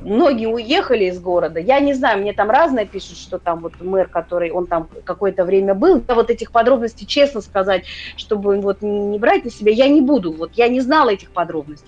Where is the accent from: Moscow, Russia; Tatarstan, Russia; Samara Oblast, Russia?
Moscow, Russia; я москвичка была